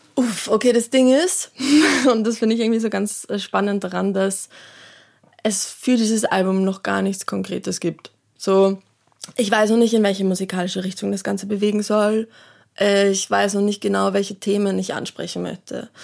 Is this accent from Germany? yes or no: no; Salzburg, Austria; moved away; ich bin ja ursprünglich aus Salzburg